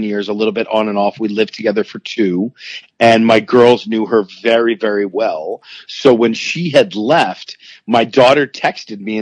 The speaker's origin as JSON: {"language": "English", "town": "Philadelphia", "region": "Pennsylvania", "country": "United States", "tie": "born or raised there", "said": "I was born and raised in Philadelphia with two wonderful, wonderful parents"}